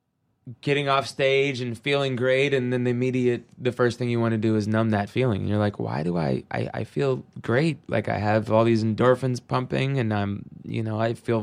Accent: Seattle, Washington, United States; Obviously, Seattle grunge, growing up in Seattle, I mean, in the 90s, it was the mecca of grunge.

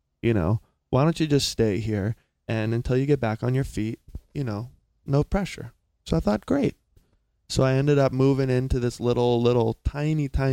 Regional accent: South Carolina, United States; moved away; also born or lived in Laguna Beach, California; I'm from a small, small town in South Carolina

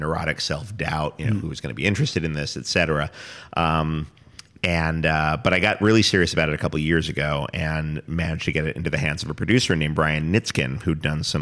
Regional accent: New York City, New York, United States; I grew up in New York City

